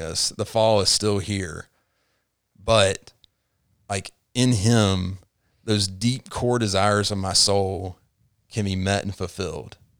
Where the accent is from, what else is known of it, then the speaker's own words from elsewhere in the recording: Tifton, Georgia, United States; moved away as an adult; also born or lived in Chattanooga, Tennessee; now in Rome, United States; I grew up in Tifton, Georgia